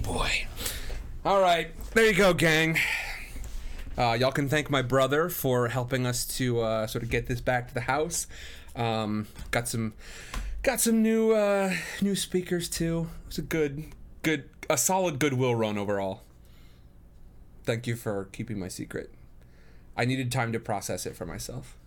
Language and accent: English; Midwest, United States; I grew up in the Midwest